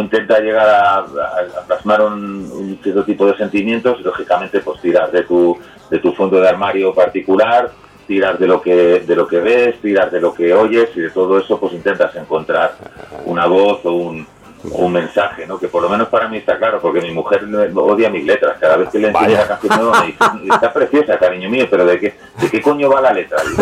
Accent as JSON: {"language": "Spanish", "town": "Madrid", "region": "Community of Madrid", "country": "Spain", "also_born_or_lived": "Terrassa", "said": "soy como super madrileño y, tengo mucho vínculo con, Barcelona, ¿no? Allí era el madrileño y aquí soy el catalán."}